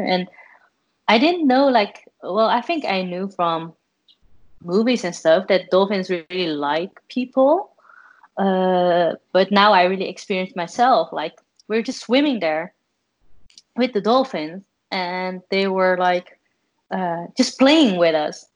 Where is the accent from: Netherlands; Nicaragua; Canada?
Netherlands; I'm from the Netherlands